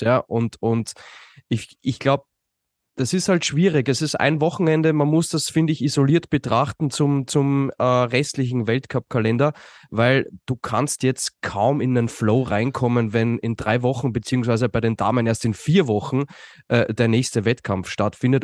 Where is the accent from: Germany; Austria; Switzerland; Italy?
Austria; als Österreicher